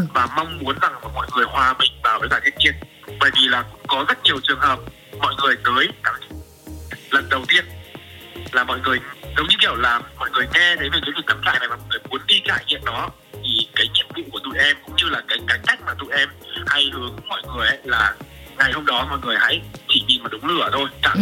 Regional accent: Nam Định, Vietnam; now in Da Lat, Vietnam; em là người miền Bắc và là ừ. đặc trưng của người miền Bắc luôn là quê em ở Nam Định

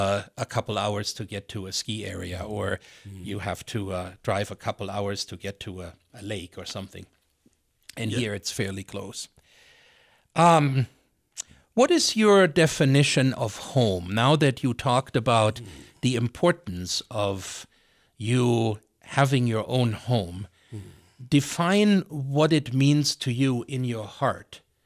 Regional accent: Missoula, Montana, United States; And I say, Missoula, Montana. Oftentimes people go, where's that?

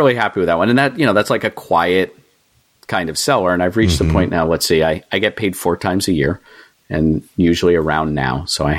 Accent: Waterville, Maine, United States; also born or lived in New York City / Philadelphia; now in Massachusetts, United States; I grew up in Maine. So I've sort of always been a Northeast person. I've lived Maine, Massachusetts, New York City, Philadelphia.

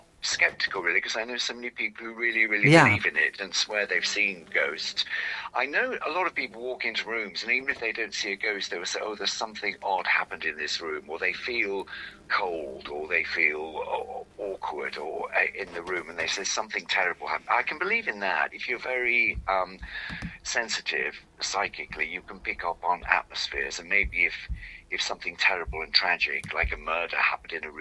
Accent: Walsall, West Midlands, United Kingdom; I grew up in Walsall

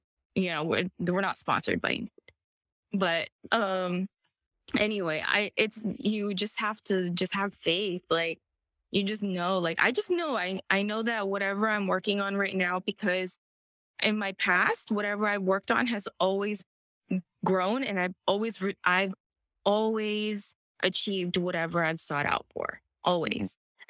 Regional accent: Virginia, United States; now in Los Angeles, United States; I'm from Virginia. So I'm from Virginia. And I was like, Mom, I want to go to college in California. So I moved to San Diego first.

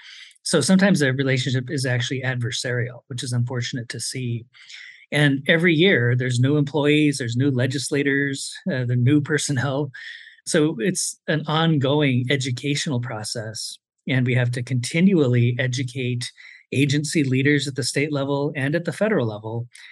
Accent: United States; we really have to think of ourselves as American Indians. We kind of have a tri-citizenship. We are citizens of the United States, we are citizens of our tribal nations, and we are residents of the states in which we live.

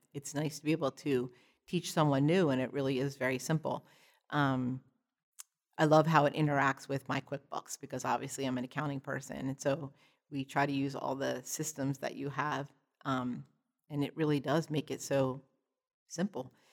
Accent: Perkasie, Pennsylvania, United States; I'm from, uh, Percocet, Pennsylvania, which is just about an hour north of Philadelphia

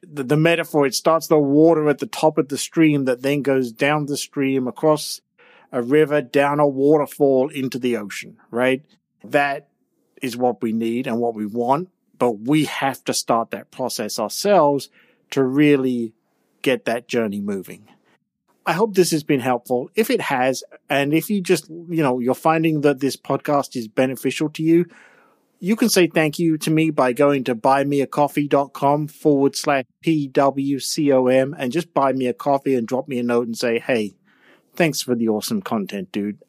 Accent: England, United Kingdom; I'm from England with all of those old churches, all of those old towns, all of those old castles

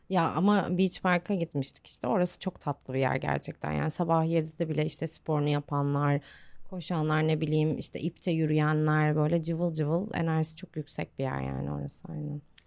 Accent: Bursa, Turkey; now in Antalya, Turkey

